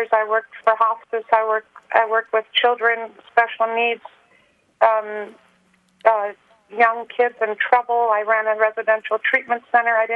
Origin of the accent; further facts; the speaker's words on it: Germany; growing up in Germany, I um, I grew up without a dad, and but then my mom married my stepdad, and so I kind of traveled back and forth pretty much my whole life through the military